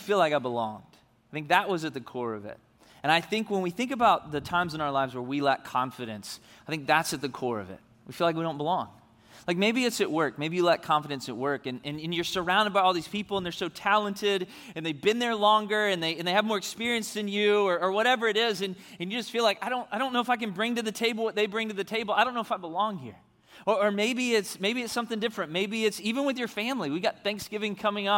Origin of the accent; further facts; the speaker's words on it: Memphis, Tennessee, United States; moved away; I'm from Memphis, Tennessee, originally